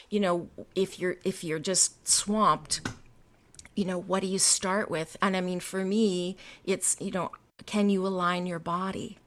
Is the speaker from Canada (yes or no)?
yes; the Canadian prairies, Canada; I grew up in Canada, um, in, on the prairies in a very small town